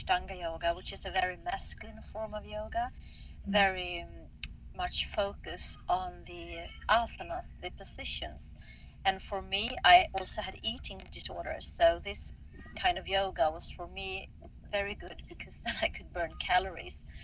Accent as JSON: {"language": "English", "town": "Stockholm", "region": "Stockholm County", "country": "Sweden", "said": "I'm from Stockholm, Sweden"}